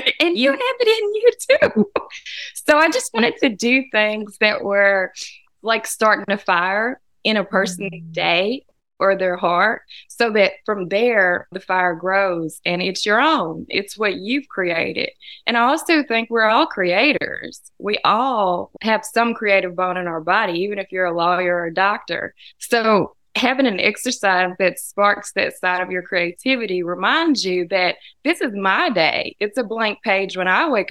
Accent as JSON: {"language": "English", "town": "Humboldt", "region": "Tennessee", "country": "United States", "tie": "born or raised there", "also_born_or_lived": "Jackson, Tennessee", "said": "I was born in Jackson at the Jackson-Madison County General Hospital. And then my parents moved to the country between the two towns. And so I went to school in Humboldt"}